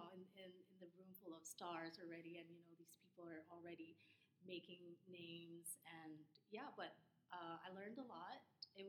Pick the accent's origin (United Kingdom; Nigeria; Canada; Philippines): Philippines; moved away as an adult; now in New York, United States; I'm from the Philippines. I just moved to New York.